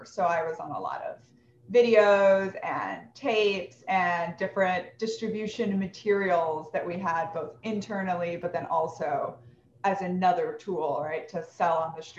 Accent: Brazil; also born or lived in Philippines / Japan / Peru / United States; I was born in the Philippines, lived in Japan briefly as a child, Peru briefly as a child, and then 10 years in Brazil. And then a little bit in the US and a little bit in Mexico after that.

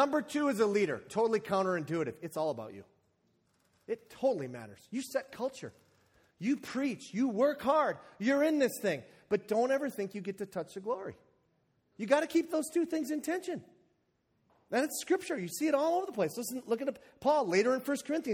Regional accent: the Iron Range, Minnesota, United States; I'm from the Iron Range

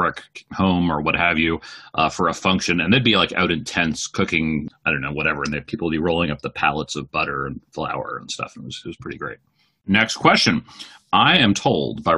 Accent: Maryland, United States; I'm from Maryland

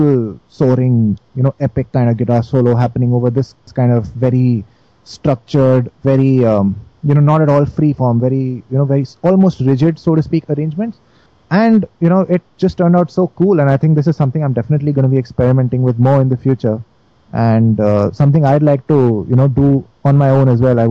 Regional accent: Delhi, India; I'm from Delhi

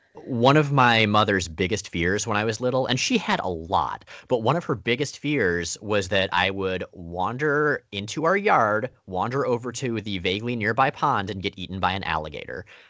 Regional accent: Florida, United States; I, I grew up entirely in Florida

